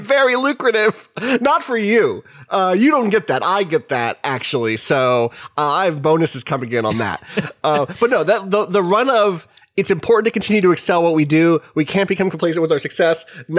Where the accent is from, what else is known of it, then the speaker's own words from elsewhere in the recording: Anderstorp, Jönköping County, Sweden; Anyway, I grew up in Anderstorp, a rural Swedish town with approximately 5,000 residents. While I was around 13, two new pizza places opened up in our town, bringing the total amount of pizzerias to 4.